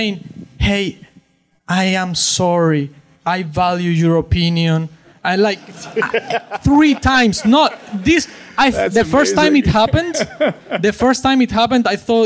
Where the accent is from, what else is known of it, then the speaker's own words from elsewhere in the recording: Cuba; now in Syracuse, United States; I'm from Cuba, and I go to Syracuse University